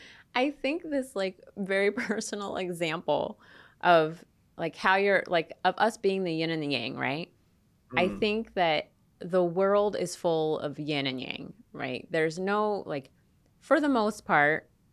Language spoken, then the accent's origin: English; Florida, United States; moved away as an adult; I'm from Florida, so I wasn't used to a place with four seasons.